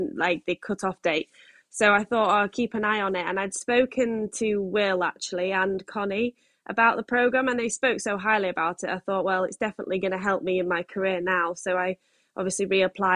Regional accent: Yorkshire and the Humber, United Kingdom; I'm 25 and I'm from West Yorkshire, a little village called Breesfield, which is like between Leeds

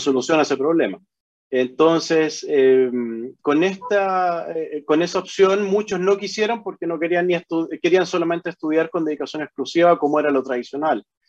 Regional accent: Chile; moved away as an adult; also born or lived in Hawaii, United States; now in Honolulu, United States; nací en el Hospital de Carabineros, ahí en, en en la calle Simón Bolívar

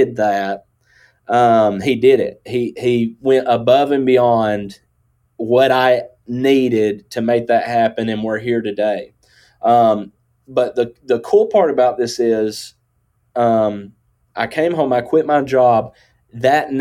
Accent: Northwest Georgia, United States; accent: country; I grew up in Northwest Georgia.

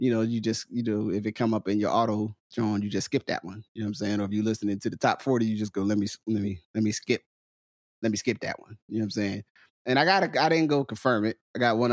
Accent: New Jersey, United States; I'm from New Jersey

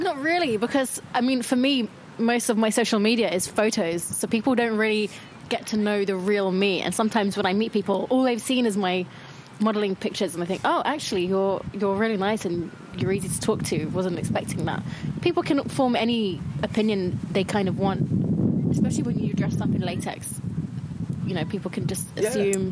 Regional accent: London, United Kingdom; born and raised in London

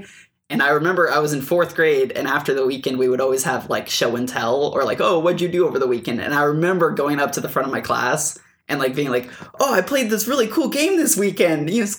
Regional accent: Fresno, California, United States; I'm from Fresno, California.

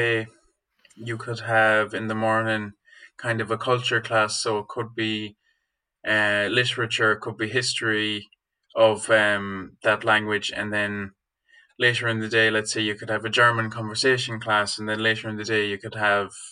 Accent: Galway, Connacht, Ireland; I'm from Galway

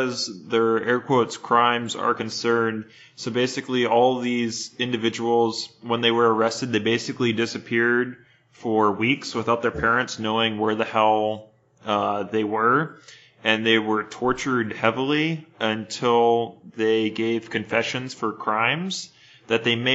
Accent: United States; growing up in the United States

